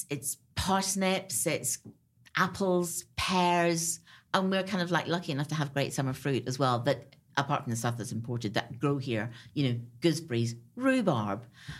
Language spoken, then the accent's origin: English; Ireland; And actually, growing up in Ireland, so did I. Because my great thing then was to kind of like, we could buy pomegranates at Christmas.